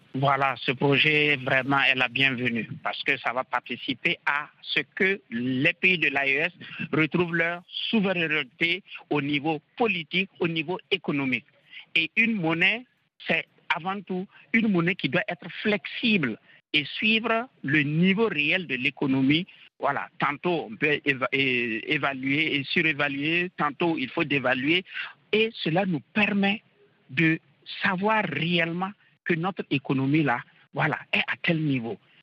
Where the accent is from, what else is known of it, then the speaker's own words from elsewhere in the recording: Guinea; je suis guinéen